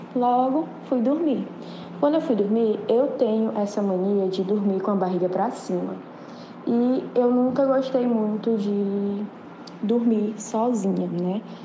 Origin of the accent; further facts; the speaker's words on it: Teresina, Piauí, Brazil; eu sou de Teresina, Piauí